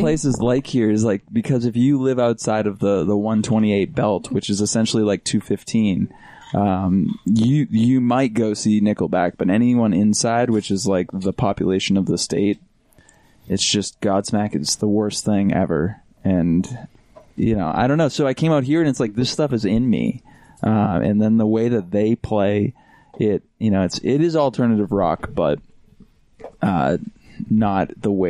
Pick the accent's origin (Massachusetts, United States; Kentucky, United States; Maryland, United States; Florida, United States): Massachusetts, United States; Boston; I grew up in Boston where like radio is, it's the industry.